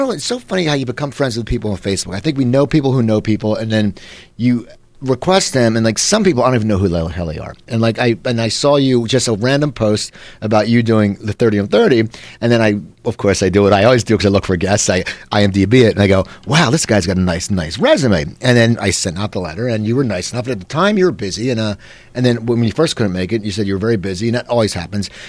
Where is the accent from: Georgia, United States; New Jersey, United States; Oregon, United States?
New Jersey, United States; Cherry Hill; moved away; I grew up in Cherry Hill, New Jersey, and I tell people Philly